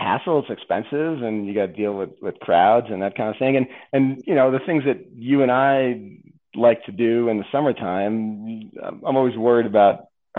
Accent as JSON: {"language": "English", "region": "Northeast", "country": "United States", "tie": "born or raised there", "moved": "as an adult", "lives_now": "Silverthorne, United States", "said": "I grew up skiing in the Northeast, and when we first moved out here into Colorado in 2012"}